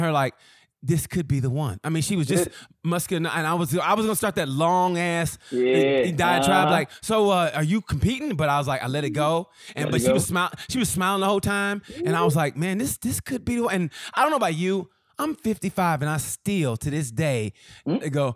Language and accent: English; Muskogee, Oklahoma, United States; I'm from Muskogee.